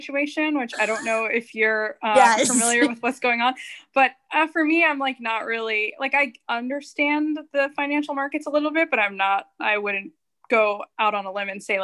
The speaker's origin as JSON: {"language": "English", "town": "Wayne", "region": "New Jersey", "country": "United States", "moved": "yes", "lives_now": "Palm Beach Gardens, United States", "said": "I'm from Wayne"}